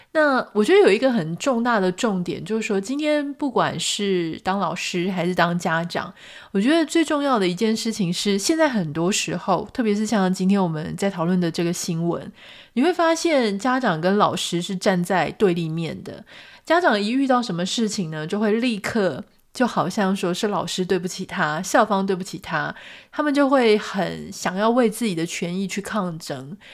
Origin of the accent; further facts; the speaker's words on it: Taiwan; 就是在台湾长大嘛